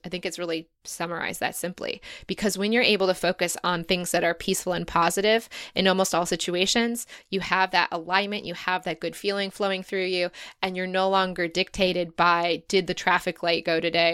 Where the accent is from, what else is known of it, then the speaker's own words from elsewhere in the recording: United States; moved away; as an American who's never seen anything like